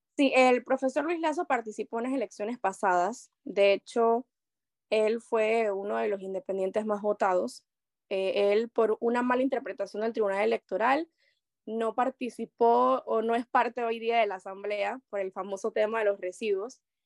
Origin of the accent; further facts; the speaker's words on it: La Chorrera, Panamá Oeste, Panama; me considero una panameña chorrera